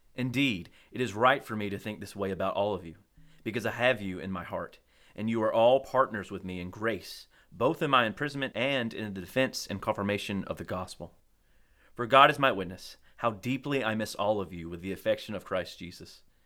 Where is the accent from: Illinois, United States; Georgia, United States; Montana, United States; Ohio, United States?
Georgia, United States; Colquitt; growing up in Colquitt, we didn't really have winter